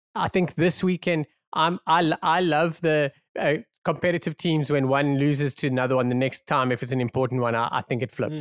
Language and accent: English; South Africa; it's totally about being South African